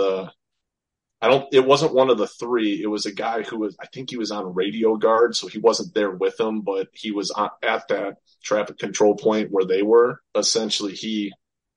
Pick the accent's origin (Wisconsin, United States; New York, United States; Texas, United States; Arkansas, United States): Wisconsin, United States; Beloit; I grew up in Beloit, Wisconsin